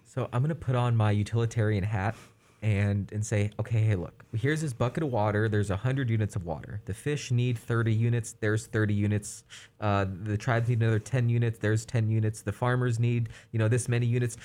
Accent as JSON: {"language": "English", "region": "California", "country": "United States", "said": "as a Californian"}